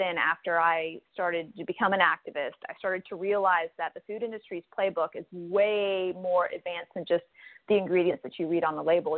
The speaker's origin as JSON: {"language": "English", "country": "United States", "tie": "born or raised there", "said": "a young person growing up in the United States. I had two immigrant parents"}